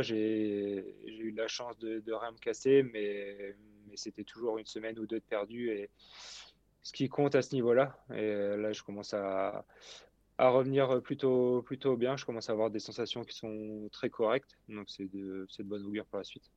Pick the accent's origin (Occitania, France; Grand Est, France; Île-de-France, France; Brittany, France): Brittany, France; chez moi en Bretagne